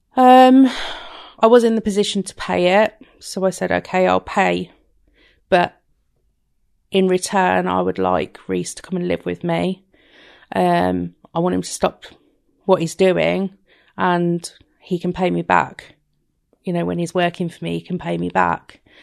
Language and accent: English; Rugby, West Midlands, United Kingdom; I'm from Rugby Warwickshire